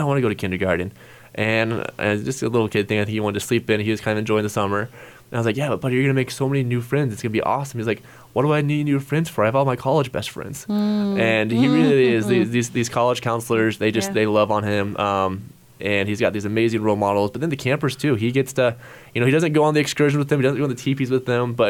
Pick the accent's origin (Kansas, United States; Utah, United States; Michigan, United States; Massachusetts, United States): Kansas, United States; Hays; still live in Hayes, my hometown